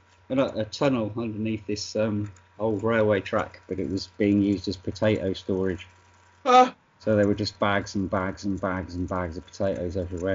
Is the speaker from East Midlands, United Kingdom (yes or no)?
no; Wolverhampton, West Midlands, United Kingdom; moved away; also born or lived in Cheltenham / London; Originally from Wolverhampton. I'm not from London at all.